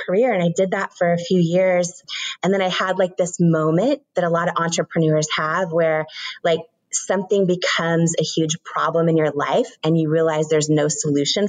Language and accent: English; Washington, United States; I grew up in Washington State